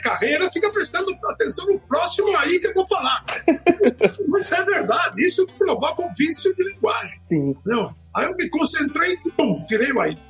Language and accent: Portuguese; Natal, Rio Grande do Norte, Brazil; Nasci em Natal